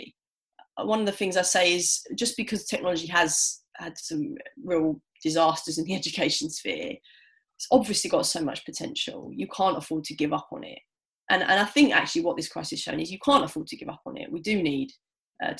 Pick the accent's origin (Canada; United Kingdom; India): United Kingdom; London; I'm a city girl. I'm a Londoner.